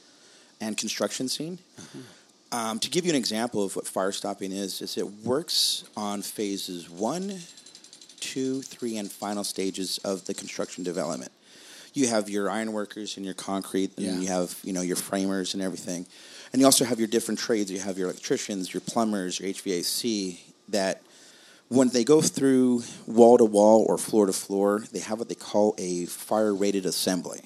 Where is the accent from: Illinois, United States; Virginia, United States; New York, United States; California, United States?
California, United States; Whittier; my hometown in Whittier